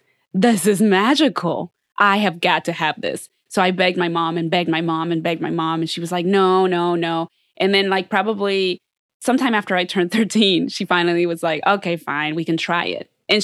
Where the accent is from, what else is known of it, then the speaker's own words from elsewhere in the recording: United States; You know, so no, but I'm saying, like, I grew up being the only Mexican girl most of t